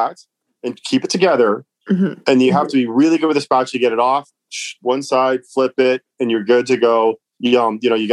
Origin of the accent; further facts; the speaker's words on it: Cambridge, Ontario, Canada; also born or lived in Toronto; I grew up in Cambridge, Ontario